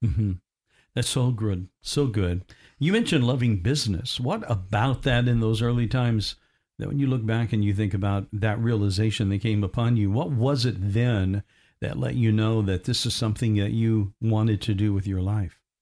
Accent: Evansville, Indiana, United States; now in Orlando, United States; in my hometown where I was born, in Indiana, Evansville, Indiana

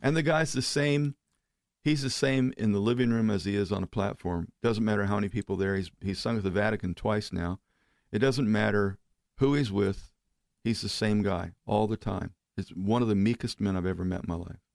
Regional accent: Oklahoma, United States; moved away as an adult; now in Florida, United States; we're from Oklahoma, right? Now, I've, I lived in Florida now almost thirty years

